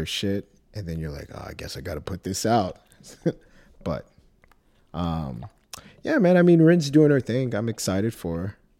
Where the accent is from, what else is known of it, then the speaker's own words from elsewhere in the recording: Texas, United States; I grew up in Texas all my life